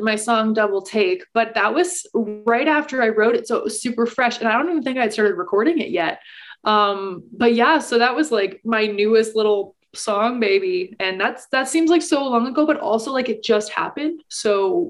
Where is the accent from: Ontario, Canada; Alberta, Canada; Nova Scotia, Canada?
Alberta, Canada; Calgary; So I am a pop country singer-songwriter from Calgary, Alberta. I am born and raised in Calgary, and I have kind of been performing all throughout Alberta for the last like 5 or 6 years.